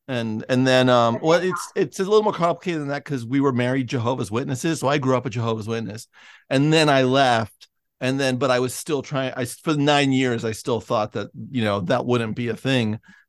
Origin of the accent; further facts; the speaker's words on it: San Francisco, California, United States; I'm from San Francisco.